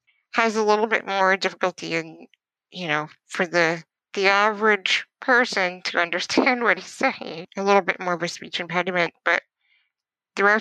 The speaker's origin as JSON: {"language": "English", "country": "Canada", "also_born_or_lived": "Ontario", "said": "I am in Ontario. I'm a Canadian writer, producer"}